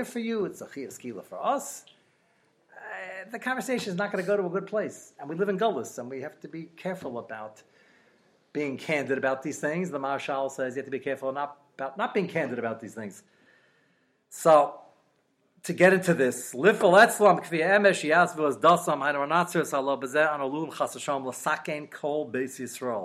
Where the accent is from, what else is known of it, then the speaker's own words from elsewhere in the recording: New York, United States; I'm from New York